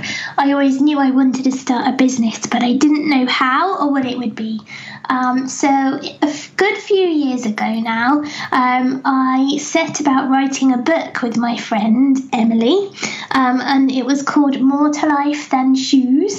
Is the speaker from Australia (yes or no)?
no; England, United Kingdom; accent: English; I feel very conscious of my English accent